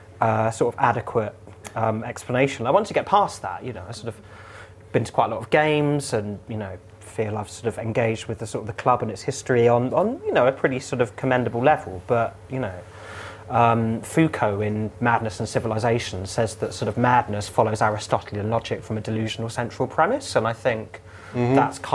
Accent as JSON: {"language": "English", "area": "Surrey", "region": "South East England", "country": "United Kingdom", "tie": "born or raised there", "said": "I grew up in Surrey"}